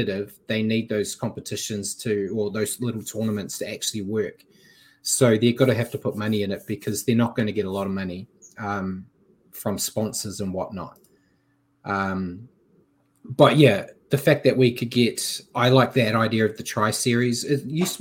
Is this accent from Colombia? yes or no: no; New Zealand; I'm a Kiwi